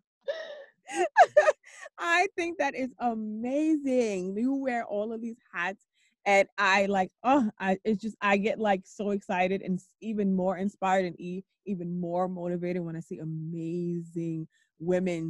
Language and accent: English; New York, United States; I'm born and raised in New York